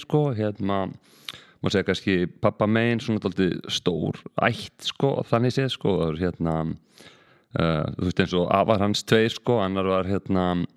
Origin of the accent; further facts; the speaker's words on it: Reykjavík, Capital Region, Iceland; ég er bara stoltur, stoltur reykingigur hérna fættur auðbalinn hér og hérna já, bara sem sagt ólst upp í Norðumýrinni